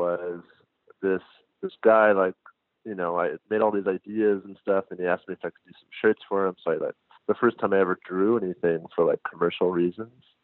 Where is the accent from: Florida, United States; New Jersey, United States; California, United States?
California, United States; Los Angeles; I'm from Los Angeles